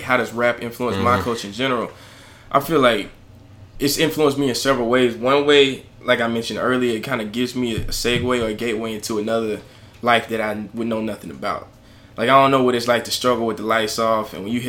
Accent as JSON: {"language": "English", "country": "United States", "tie": "born or raised there", "said": "Growing up in the United States, like, in …, …."}